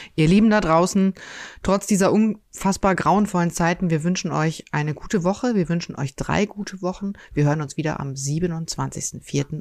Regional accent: North Rhine-Westphalia, Germany; now in Cologne, Germany; Ich bin gebürtige Westfälin

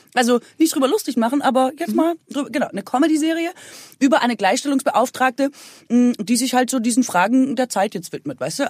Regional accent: Aalen, Baden-Württemberg, Germany; in Aalen, also bei uns

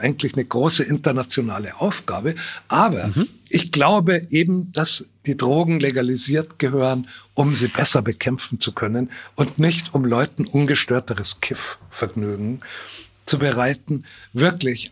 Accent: Bavaria, Germany; meine typisch süddeutsche Ignoranz

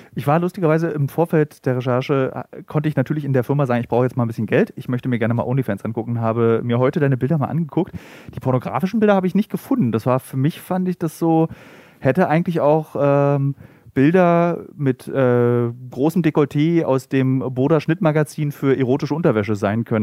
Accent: the East, eastern Germany, Germany; now in Berlin, Germany; also ich komme aus dem Osten

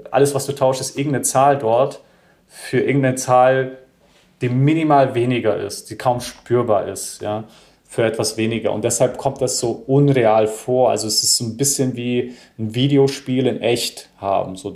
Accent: United States; now in Germany; Und ich bin ja in Amerika auch groß geworden, eher in so Hip-Hop-Vierteln, ja, und bin auch der Musik und der Kultur ein wenig gefolgt.

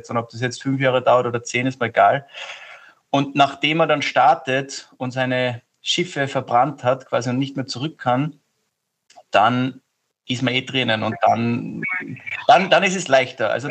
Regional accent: Austria; Also ich glaube, dass wir als Europäer oder als Österreicher insbesondere viele Sachen nicht machen, weil eben zu klein gedacht wird.

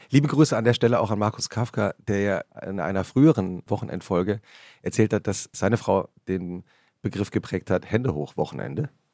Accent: Central Hesse, Germany; also born or lived in Giessen / Butzbach; die Region, in der ich aufgewachsen bin

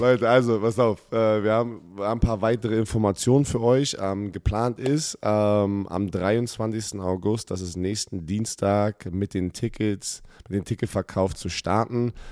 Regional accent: Germany; als Ex-Spieler, der hier aufgewachsen ist, hier Football gespielt hat

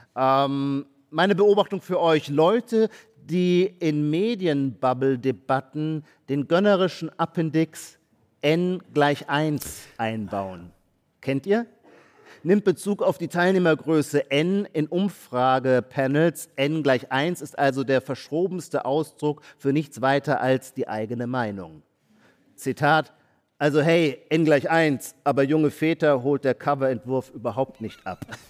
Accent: Baden-Württemberg, Germany; Ich komme auch aus Baden-Württemberg.

